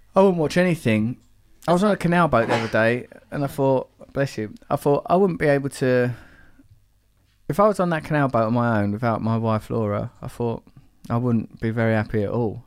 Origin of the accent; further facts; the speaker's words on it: England, United Kingdom; I'm English